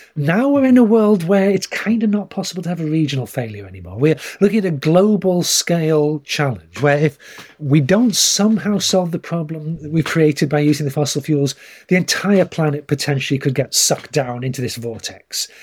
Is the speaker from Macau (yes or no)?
no; United Kingdom; moved away as an adult; I grew up in Britain, went to school there